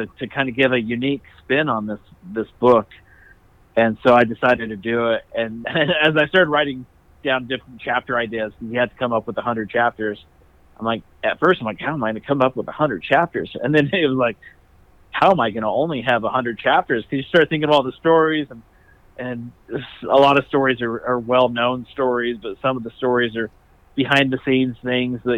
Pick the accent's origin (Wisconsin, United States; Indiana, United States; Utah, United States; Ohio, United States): Utah, United States; Salt Lake City; also born or lived in Kearns, Utah; I grew up in Salt Lake and out in Kearns